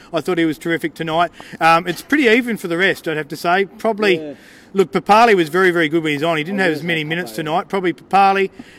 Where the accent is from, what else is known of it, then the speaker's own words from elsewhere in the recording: Melbourne, Victoria, Australia; now in Canberra, Australia; I grew up in Melbourne